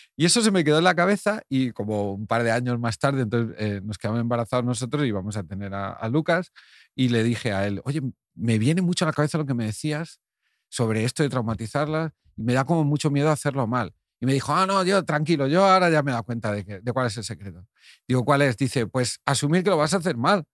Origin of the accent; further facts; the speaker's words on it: Cardona, Catalonia, Spain; al cine de mi pueblo, Cardona, y debía tener yo 10, 12 años